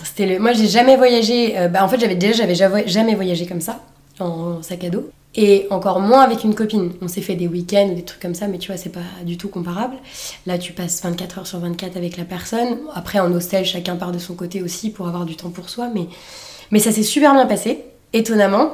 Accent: Saint-Nazaire, Pays de la Loire, France; Je suis née à Saint-Nazaire, dans le 44

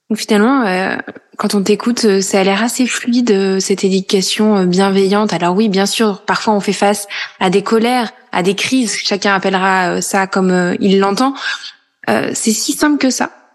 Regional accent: Corrèze, Nouvelle-Aquitaine, France; now in Paris, France

